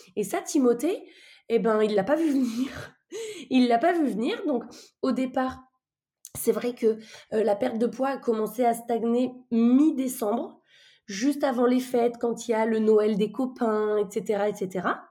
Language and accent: French; France; on est français